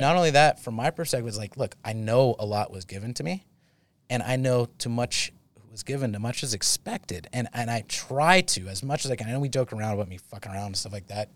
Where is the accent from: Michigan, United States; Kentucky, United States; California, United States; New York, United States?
California, United States; Saratoga; I'm from Saratoga